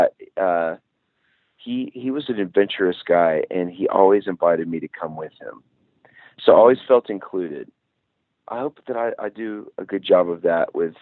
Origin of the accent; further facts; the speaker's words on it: Nashville, Tennessee, United States; I grew up in Nashville, Music City, so it was very much a part of our family.